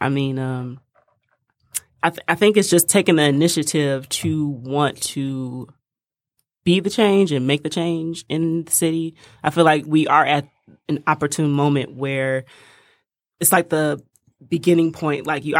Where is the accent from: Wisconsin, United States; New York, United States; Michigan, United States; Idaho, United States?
Michigan, United States; Detroit; Yeah, West Side.